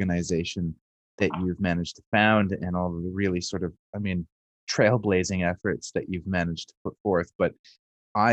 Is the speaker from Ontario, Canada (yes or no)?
yes; Mississauga, Ontario, Canada; also born or lived in London, United Kingdom; I'm from Mississauga originally, and I have a British passport